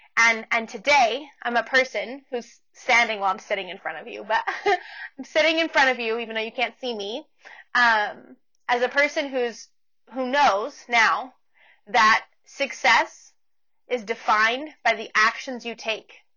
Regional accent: Portland, Oregon, United States; moved away as an adult; also born or lived in Canyon, Texas; now in Amarillo, United States; I'm originally from the Portland, Oregon area um, in the States. And I grew up there and then I moved to Texas when I was going to college

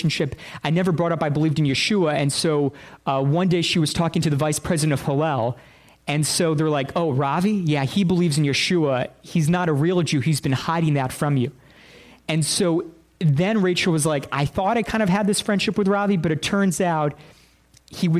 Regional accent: Binghamton, New York, United States; born or raised there

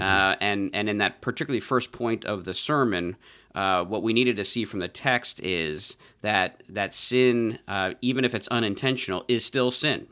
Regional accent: United States; as American Christians

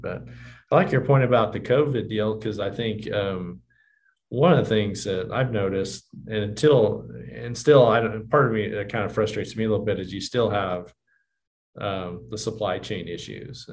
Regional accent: Johnson City, Kansas, United States; I grew up in Johnson and you know, our bank locations, you know, where Ulysses is kind of the middle size, you know, Johnson, Syracuse, you know, pretty small communities

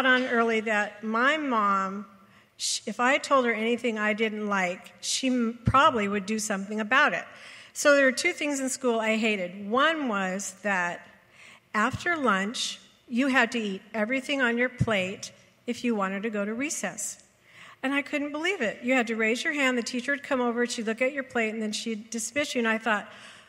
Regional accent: Compton, California, United States; I grew up in Compton, California

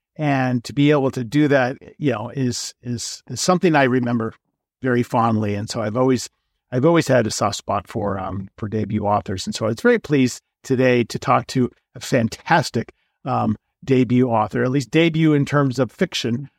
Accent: Los Angeles, California, United States; moved away as an adult; also born or lived in New York; now in Colorado, United States; I grew up, uh, in Los Angeles and I left in eighty-eight to go to New York for school

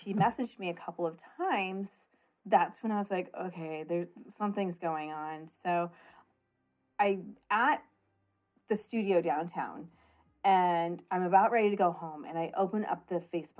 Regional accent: Columbia, Illinois, United States

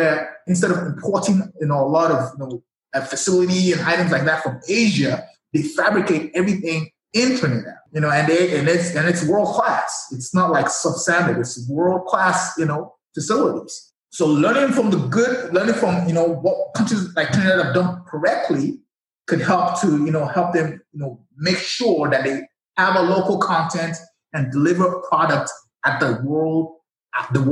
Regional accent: Nigeria; moved away as an adult; I'm from Nigeria, born and raised

